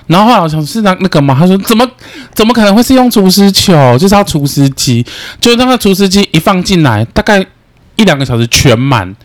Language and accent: Chinese; central Taiwan, Taiwan; moved away as an adult; also born or lived in Chiayi; now in Taipei, Taiwan; 我是中 部人，可是我还是觉，因为我在嘉义读过书